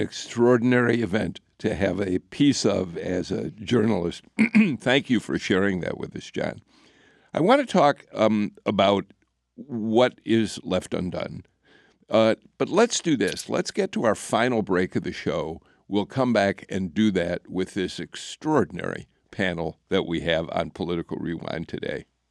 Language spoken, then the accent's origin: English; Chicago, Illinois, United States; moved away as an adult; now in Atlanta, United States; I grew up in Chicago